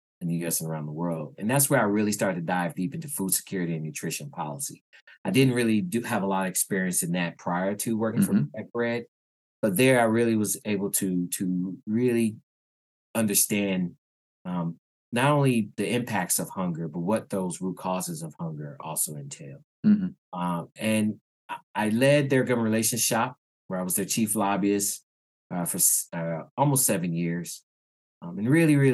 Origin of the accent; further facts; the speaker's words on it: Tampa, Florida, United States; now in Washington, D.C., United States; I'm originally from Tampa, Florida. I live here in the Washington, D.C. area.